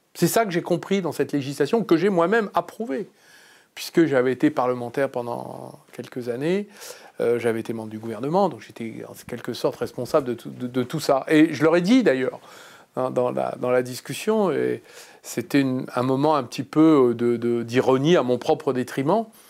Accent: Clamecy, Bourgogne-Franche-Comté, France; Je suis né à Clamcy, dans la Nièvre, en 1962

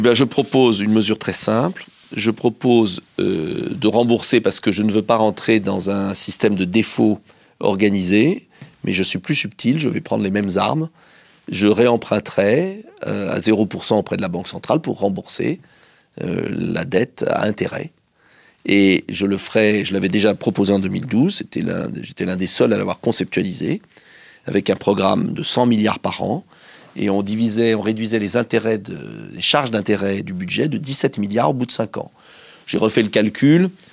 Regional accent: France; also born or lived in Essonne; moi je suis français

